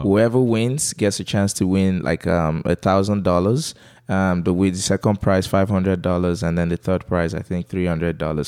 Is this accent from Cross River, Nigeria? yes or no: yes; Calabar, Cross River, Nigeria; accent: Calabar; moved away as an adult; So here's my Calabar accent